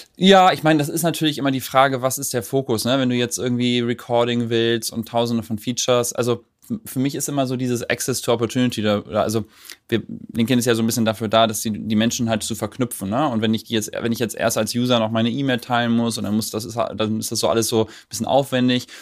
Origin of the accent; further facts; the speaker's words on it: Germany; als Deutscher